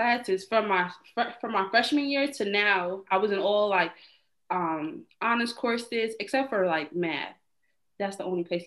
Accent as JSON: {"language": "English", "country": "Trinidad & Tobago", "also_born_or_lived": "East Orange, New Jersey", "moved": "yes", "said": "I'm Trinidadian"}